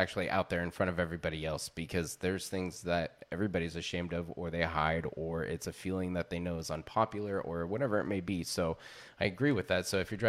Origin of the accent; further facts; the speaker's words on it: California, United States; moved away; I am from the Bay Area originally, but I've been up here most of my life.